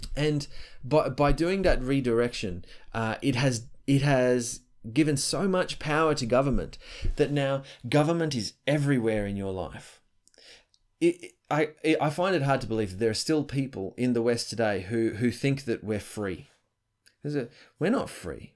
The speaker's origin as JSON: {"language": "English", "country": "Australia", "said": "I'm Australian"}